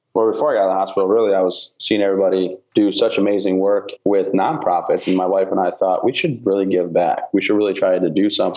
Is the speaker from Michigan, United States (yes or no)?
yes; Vassar, Michigan, United States; I grew up in Michigan, little town called Vassar, right outside of Flint and Saginaw kind of area